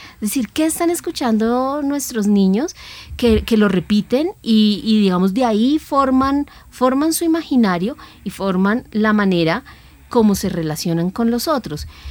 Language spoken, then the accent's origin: Spanish; Colombia